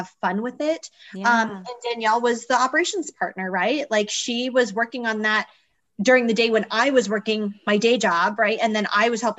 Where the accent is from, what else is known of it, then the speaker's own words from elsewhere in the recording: Arizona, United States; now in Las Vegas, United States; I'm an entrepreneur in Las Vegas, Nevada, originally from Arizona